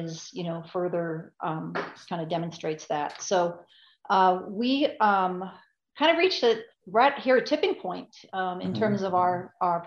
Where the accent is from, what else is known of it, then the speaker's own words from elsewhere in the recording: Long Island, New York, United States; moved away; also born or lived in Park City, Utah / Phoenix; I hail from Long Island, New York. Haven't lived there in a long time.